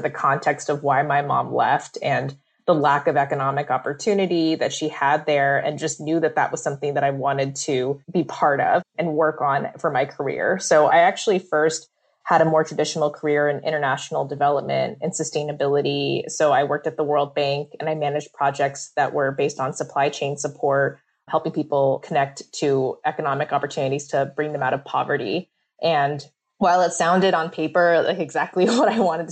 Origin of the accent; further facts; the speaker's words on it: California, United States; I'm Vietnamese American. I grew up in California